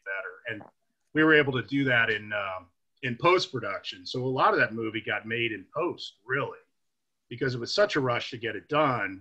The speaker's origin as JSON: {"language": "English", "region": "Indiana", "country": "United States", "said": "I'm from Indiana"}